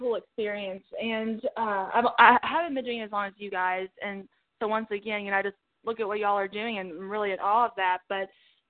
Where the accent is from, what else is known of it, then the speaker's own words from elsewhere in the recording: Kentucky, United States; I grew up in Kentucky, out on a farm, and I'm a songwriter, a singer.